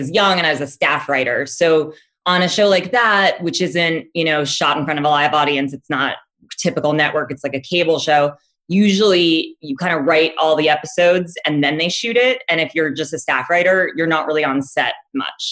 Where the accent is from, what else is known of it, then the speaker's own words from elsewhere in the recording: Los Angeles, California, United States; also born or lived in Santa Monica; I grew up in LA in the Valley